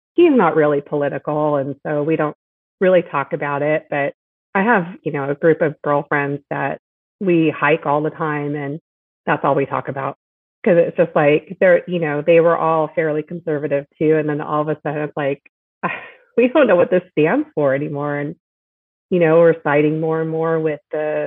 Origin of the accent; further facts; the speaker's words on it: San Diego, California, United States; also born or lived in Chicago / Inland Empire; when I was about four, we came out to San Diego and I lived there for a lot of my childhood growing up